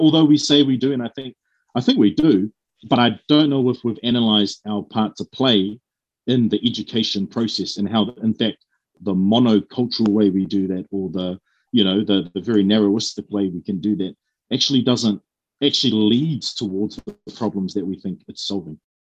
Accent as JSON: {"language": "English", "region": "Auckland", "country": "New Zealand", "tie": "born or raised there", "said": "born and raised in South Auckland"}